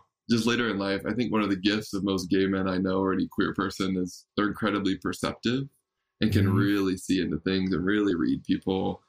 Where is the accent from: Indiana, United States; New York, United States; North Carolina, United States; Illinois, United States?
North Carolina, United States; Raleigh; moved away as an adult; also born or lived in Bay Area; I grew up in Raleigh, North Carolina